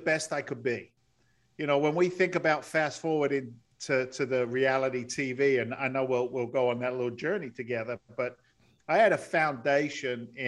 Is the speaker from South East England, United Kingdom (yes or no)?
yes; Andover, South East England, United Kingdom; moved away; also born or lived in London; Actually grew up in the south of England, in the countryside, if you will, an overspill town called Andover in Hampshire